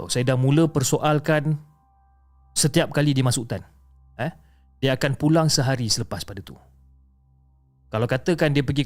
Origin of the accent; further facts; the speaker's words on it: Seri Menanti, Negeri Sembilan, Malaysia; saya ini berasal daripada Seri Menanti Negeri Sembilan dan saya menetap dekat kampung bersama keluarga semasa kecil dan berjiran dengan atuk.